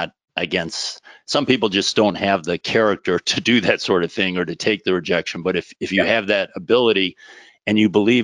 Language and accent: English; Minneapolis suburbs, Chicago suburbs, Midwest, United States; Midwesterner. So first 10 years in the Minneapolis suburbs, second 10 years in the Chicago suburbs, and pretty much just, you know, stuck around there for the first 20 years of my life